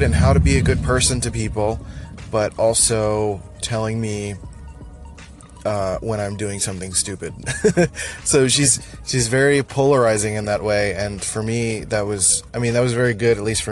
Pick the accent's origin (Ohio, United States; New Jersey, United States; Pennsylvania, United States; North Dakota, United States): Pennsylvania, United States; Philadelphia; moved away as an adult; now in San Diego, United States; I am originally from Philadelphia, born and raised